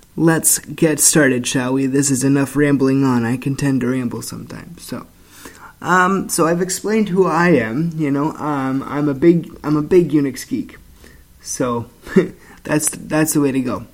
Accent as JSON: {"language": "English", "country": "Canada", "said": "I'm from Canada"}